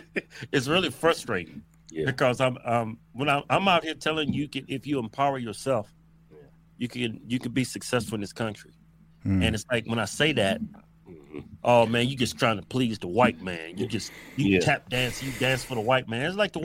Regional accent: United States; I was never born in Africa. I'm just a stupid American.

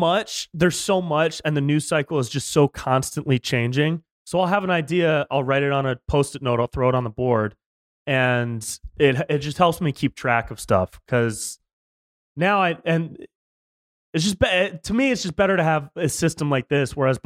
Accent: Davis, California, United States; also born or lived in Sacramento, California, United States; Close. I grew up in Davis, right up by Sacramento.

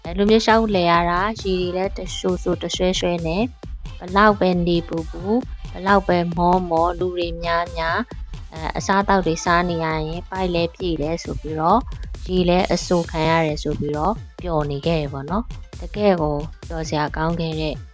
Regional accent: Yangon, Yangon Region, Myanmar; also born or lived in Thonze, Bago Region

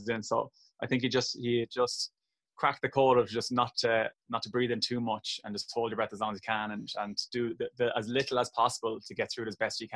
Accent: Kilkenny, Leinster, Ireland; my twin brother, very competitive growing up in Kilkenny

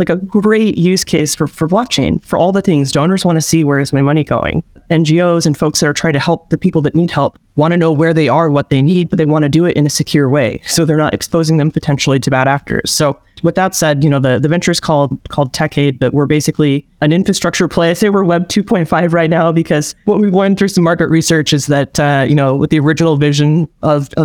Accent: Seattle, Washington, United States; I'm from Seattle, Washington, which is where I'm at right now

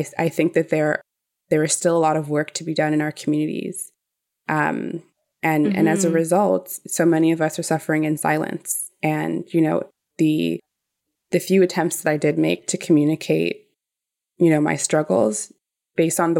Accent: Toronto, Ontario, Canada; I grew up in Toronto community housing

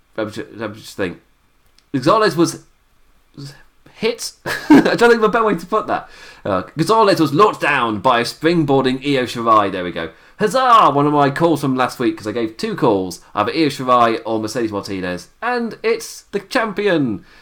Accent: England, United Kingdom; as an Englishman

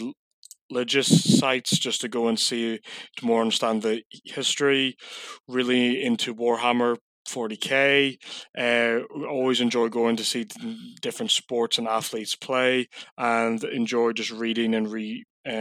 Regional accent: Coleraine, Northern Ireland, United Kingdom; moved away as an adult; now in Middlesbrough, United Kingdom; So I'm originally from Coleraine, Northern Ireland, but I live and work in Middlesbrough now full time.

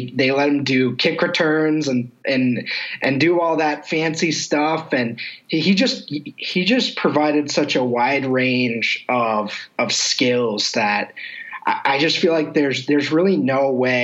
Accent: Massachusetts, United States; moved away as an adult; now in Arizona, United States; I'm from Massachusetts

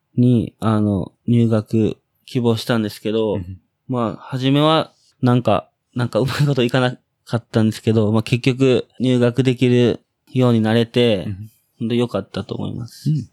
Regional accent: Osaka, Japan; moved away as an adult; えー、僕は大阪府の、大阪府、大阪市、生野区の出身です。

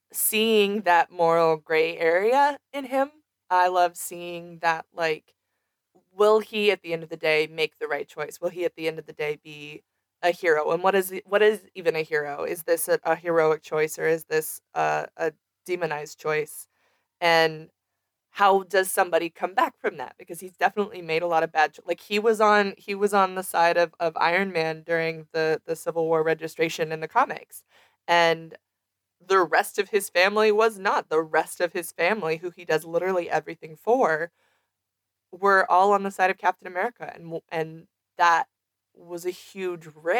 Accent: Celebration, Florida, United States; I grew up in Celebration, Florida.

